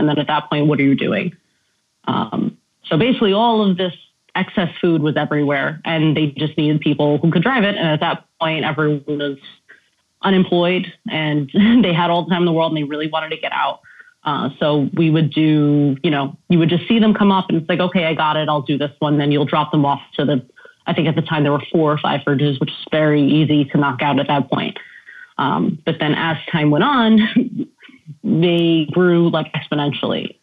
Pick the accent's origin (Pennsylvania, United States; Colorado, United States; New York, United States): New York, United States; New York City; also born or lived in Yonkers; I'm from the Bronx